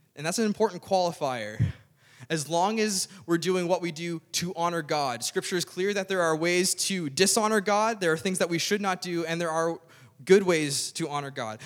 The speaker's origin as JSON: {"language": "English", "area": "Cape Breton", "region": "Nova Scotia", "country": "Canada", "tie": "born or raised there", "said": "I grew up in Cape Breton"}